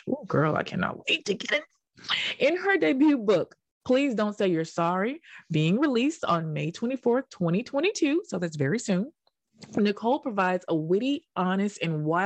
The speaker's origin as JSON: {"language": "English", "region": "Tennessee", "country": "United States", "accent": "Southern twang", "moved": "yes", "lives_now": "New York, United States", "said": "I'm from Tennessee"}